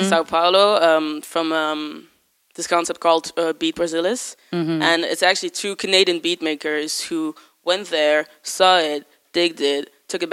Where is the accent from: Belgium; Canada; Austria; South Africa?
Belgium; Brussels, Brussels-Capital Region; I'm from Brussels